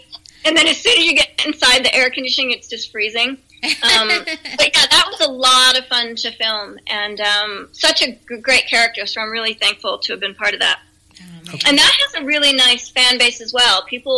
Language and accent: English; East Coast, United States; I'm originally from the East Coast, but I haven't seen snow on the beach since I was little.